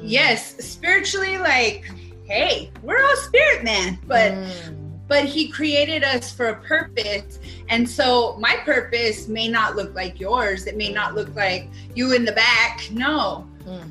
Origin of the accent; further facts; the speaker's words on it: New Mexico, United States; also born or lived in Phoenix; I am from New Mexico. I'm back home